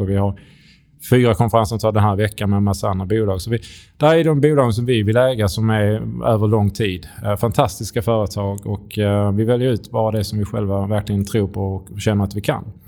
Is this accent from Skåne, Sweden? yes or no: yes; Skåne, Sweden; accent: Scanian; kom från Skåne